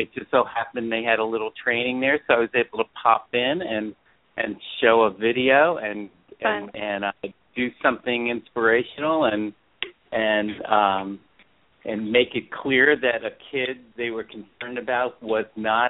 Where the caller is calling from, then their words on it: Chico, California, United States; I was just saying that I am live from Chico, California.